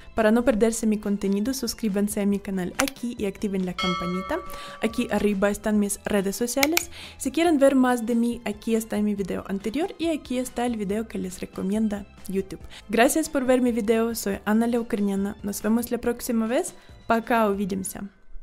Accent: Ukraine; now in Guatemala; soy una ucraniana que vive en Guatemala

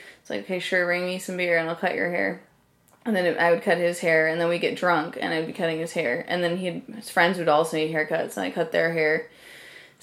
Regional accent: desert area outside LA, California, United States; There was a huge punk rock scene in where I grew up

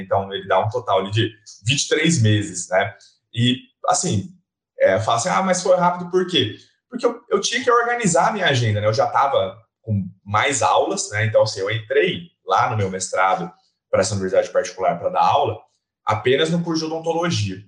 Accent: Bauru, São Paulo, Brazil; eu sou daqui de Bauru

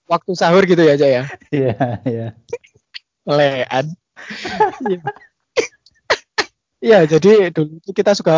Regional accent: Bangil, East Java, Indonesia; Kalau saya itu ya dari Bangil

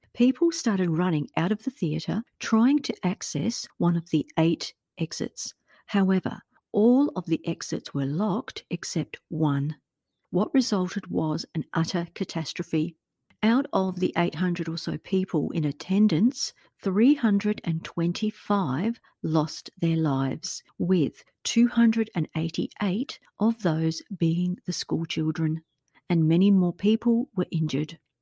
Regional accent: Australia; a fellow Australian podcaster

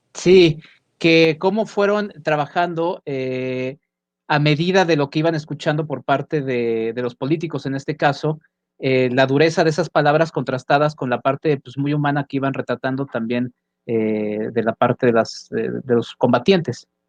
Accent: Mexico; en nuestro país, en México también.

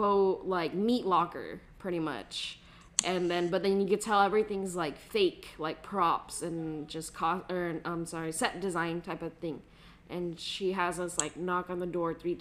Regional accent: United States; we're American

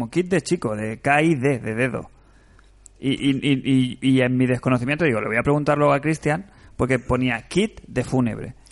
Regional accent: Monterrey, Nuevo León, Mexico; Soy de Monterrey. Qué buena ciudad. México.

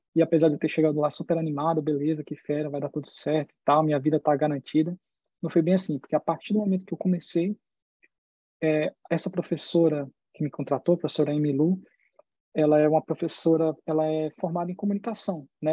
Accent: Federal District, Brazil; moved away as an adult; also born or lived in Miami, Florida / Boston, Massachusetts; now in California, United States; eu morei a vida toda no Distrito Federal

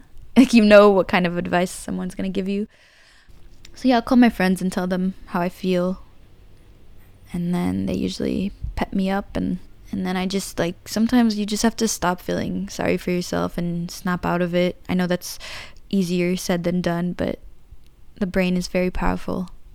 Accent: San Francisco, California, United States; I grew up in San Francisco

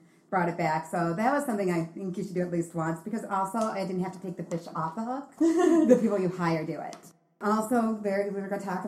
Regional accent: 40 miles outside of Chicago, Illinois, United States; accent: Chicago; when I was in my hometown, 40 miles outside of Chicago

